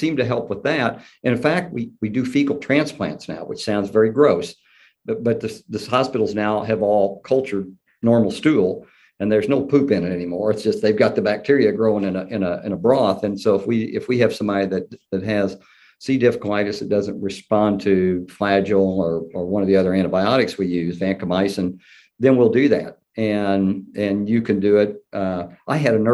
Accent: Evansville, Indiana, United States; accent: Southern; I've lived there most of my life. I went to grade school and high school, and I actually went to college there. University of Southern Indiana is in Evansville.

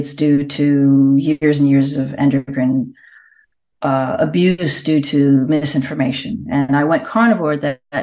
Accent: United States; now in Puglia, Italy; I'm in Italy. I'm actually in the south of Italy, in Puglia, but I'm American

